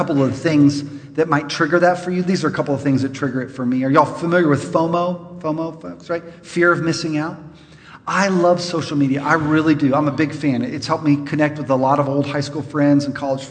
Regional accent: Los Angeles, California, United States; moved away as an adult; I'm from Los Angeles

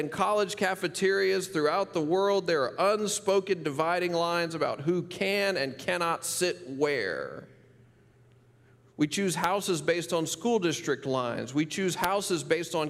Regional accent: Memphis, Tennessee, United States; the poorest part of my hometown, Memphis, Tennessee

